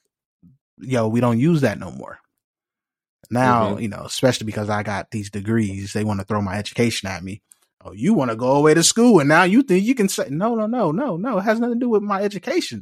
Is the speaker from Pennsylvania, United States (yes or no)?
no; Los Angeles, California, United States; from South Central LA Compton